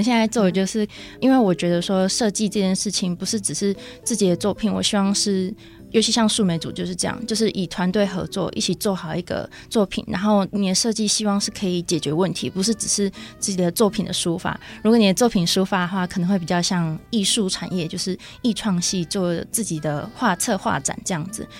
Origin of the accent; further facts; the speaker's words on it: Tainan, Taiwan; moved away as an adult; also born or lived in Taipei; now in Hsinchu, Taiwan; 我是来自台南，